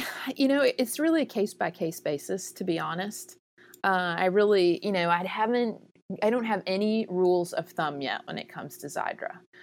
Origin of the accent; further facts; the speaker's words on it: the South, United States; I'm from the South.